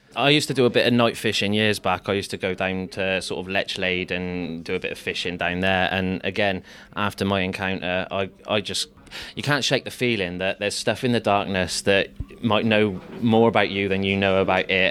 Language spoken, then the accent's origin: English; Stroud, South West England, United Kingdom; my youth in, in in Stroud, growing up in the Stroud Valley